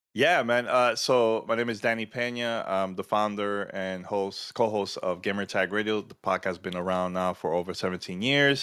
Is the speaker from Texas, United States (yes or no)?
no; New York City, New York, United States; born or raised there